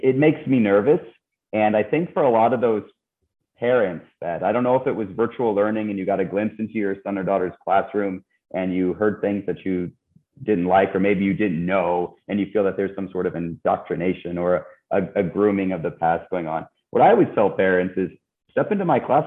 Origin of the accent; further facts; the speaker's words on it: Missouri, United States; also born or lived in Iowa; now in Texas, United States; I'm originally from Missouri, went to school up in Iowa, and traveled abroad, and now I'm in Texas